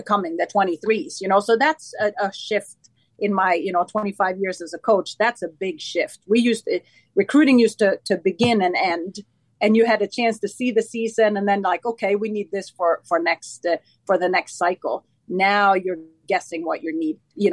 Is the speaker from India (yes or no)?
no; Sweden; moved away as an adult; also born or lived in Stockholm, Sweden; now in United States; when I was 19, I was recruited to play in the top league in Stockholm, the capital of Sweden. And the journey was from my hometown to Stockholm